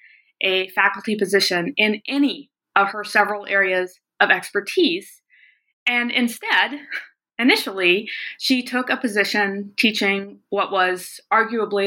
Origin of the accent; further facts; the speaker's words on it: the South, United States; also born or lived in the West; now in Montana, United States; I grew up largely in the South, but also in the West, which is where I now live and teach at the University of Montana